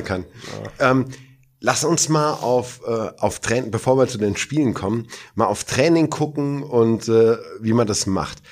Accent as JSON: {"language": "German", "town": "Hergershausen", "region": "Hesse", "country": "Germany", "tie": "born or raised there", "said": "in Hergershausen, meinem Heimatdorf"}